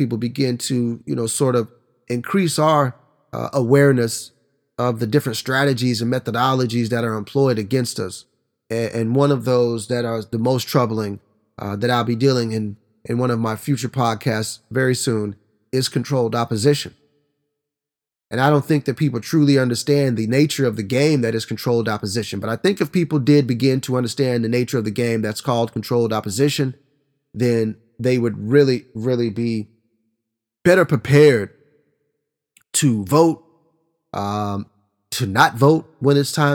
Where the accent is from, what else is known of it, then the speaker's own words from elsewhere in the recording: Oklahoma, United States; my home state of Oklahoma